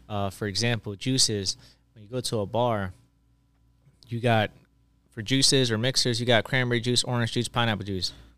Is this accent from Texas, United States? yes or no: no; Maryland, United States; I'm actually from Maryland